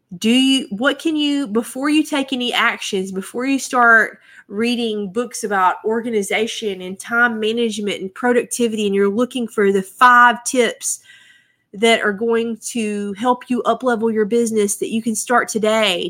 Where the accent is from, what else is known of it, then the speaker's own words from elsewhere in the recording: United States; I'm an American